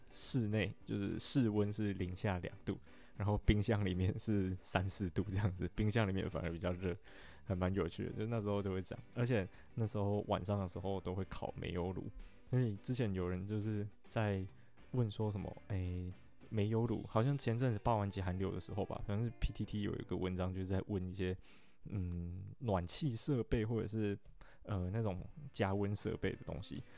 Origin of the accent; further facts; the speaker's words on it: Alishan, Chiayi County, Taiwan; moved away as an adult; 我家住在阿里山一个还蛮特别的地方